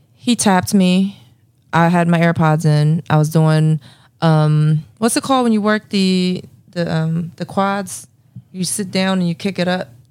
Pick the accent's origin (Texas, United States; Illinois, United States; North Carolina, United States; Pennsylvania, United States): Pennsylvania, United States; Philadelphia